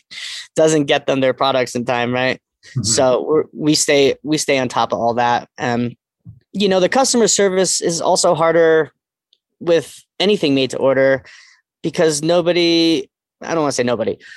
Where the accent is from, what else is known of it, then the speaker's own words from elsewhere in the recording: East Coast, United States; moved away; I'm from the East Coast